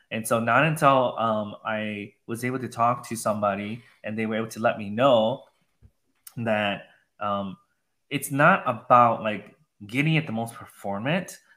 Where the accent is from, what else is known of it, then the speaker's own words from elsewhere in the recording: Minnesota, United States; also born or lived in Wisconsin; now in Austin, United States; I was from the Midwest, okay, upper Midwest in Minnesota, Wisconsin.